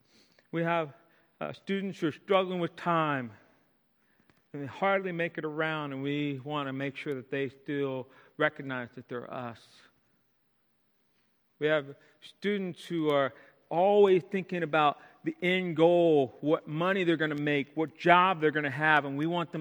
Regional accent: Mechanicsville, Virginia, United States; my hometown, Mechanicsville

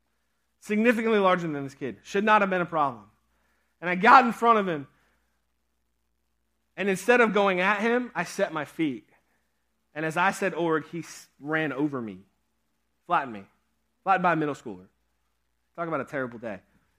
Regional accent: Pennsylvania, United States; at the camp that I grew up at in Pennsylvania.

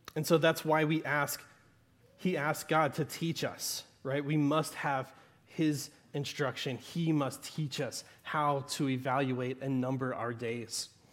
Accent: Southern Arkansas, United States; accent: Southern Arkansas; my Southern Arkansas accent

